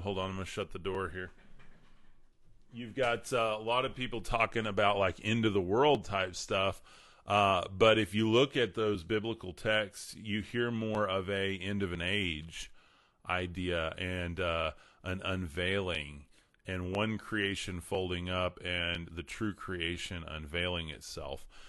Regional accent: Amarillo, Texas, United States; born and raised in Amarillo, Texas, West Texas

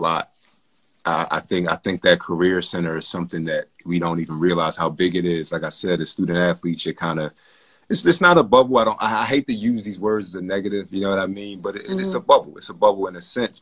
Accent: Philadelphia, Pennsylvania, United States; I'm from South Philly

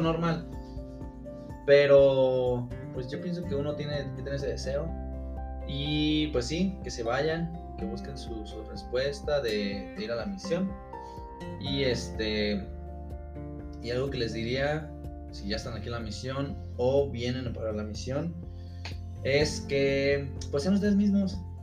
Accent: Aguascalientes, Mexico; also born or lived in Mexico City; nacido en, la Ciudad de México, en la Gran Tenochtitlan y pues radico en Aguascalientes hace como unos 16 años, entonces ya soy más de allá que de acá.

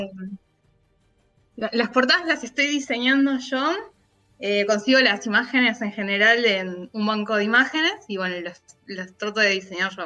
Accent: Argentina; acá en Argentina

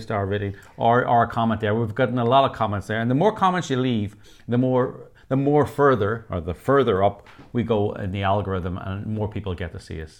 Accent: Northern Ireland, United Kingdom; I was brought up in Northern Ireland

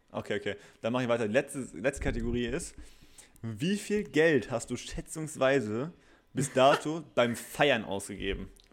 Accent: Bielefeld, North Rhine-Westphalia, Germany; bei uns in Bielefeld

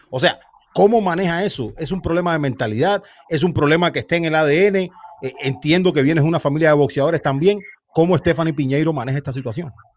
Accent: Santa Clara, Villa Clara, Cuba; Somos de la misma ciudad, somos de Santa Clara.

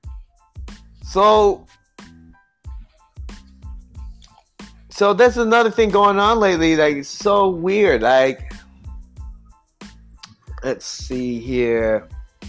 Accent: United States; a guy who lives as an American with an Asian descent

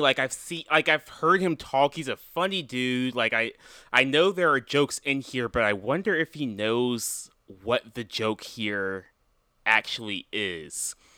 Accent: North Carolina, United States; I am a person from North Carolina

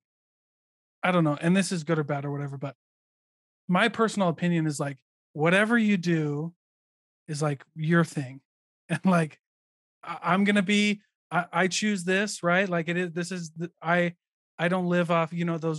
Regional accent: Iowa, United States; moved away; I'm from Iowa, so I served in St. George

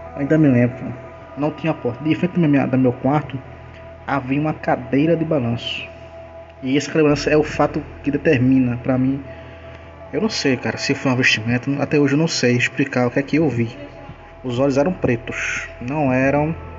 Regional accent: Limoeiro, Pernambuco, Brazil; sou natural de Limoeiro, uh, do estado de Pernambuco, da Zona da Mata uh, de Pernambuco

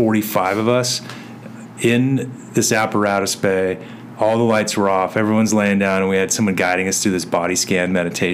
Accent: Chandler, Arizona, United States; Chandler, since my hometown, my home fire department

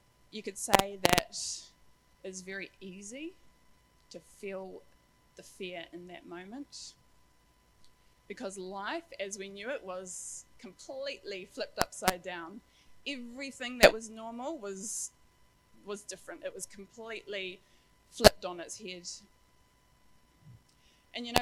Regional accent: Wellington, New Zealand; moved away as an adult; also born or lived in Christchurch; now in Auckland, New Zealand; growing up in Wellington

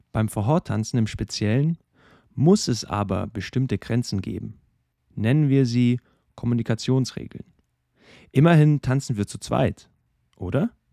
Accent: Regensburg, Bavaria, Germany; in meiner Heimatstadt, in Regensburg

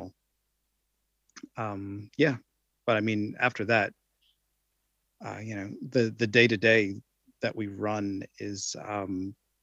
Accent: United States; now in New Zealand; I'm from the United States

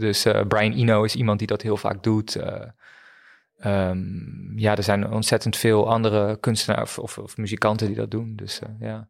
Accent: Friesland, Netherlands; also born or lived in Leiden; toen ik naar Friesland verhuisde op mijn tiende

